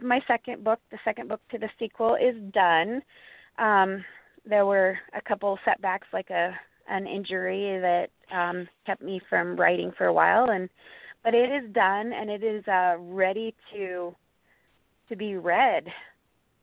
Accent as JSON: {"language": "English", "region": "Montana", "country": "United States", "tie": "born or raised there", "said": "my home state of Montana"}